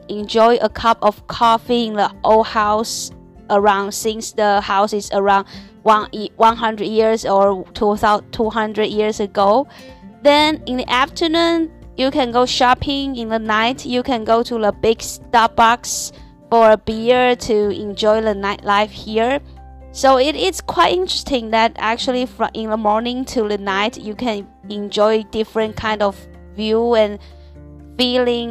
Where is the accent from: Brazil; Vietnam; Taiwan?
Taiwan; English is a second language; moved away as an adult; now in Shanghai, China; I'm a Taiwanese and I'm from Taiwan now, work and live in Shanghai